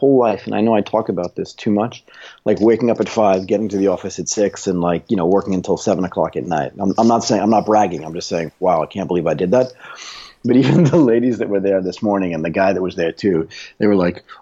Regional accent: United States; I was born in the United States of America, that I speak English

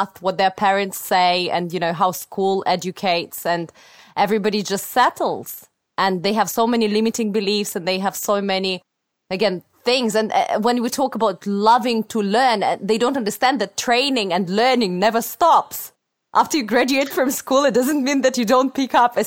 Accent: Russia; moved away; I come from, I was born in Russia.

